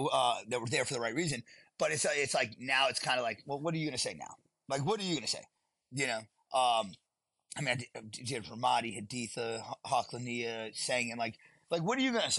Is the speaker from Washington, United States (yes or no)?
no; Southeast Texas, United States; moved away as an adult; I grew up in Southeast Texas